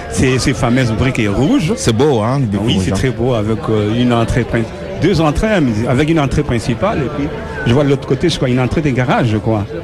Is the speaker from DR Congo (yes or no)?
yes; Tumba, Kongo Central, DR Congo; now in Brussels, Belgium; moi, j'ai toujours eu une comparaison avec mon pays d'origine.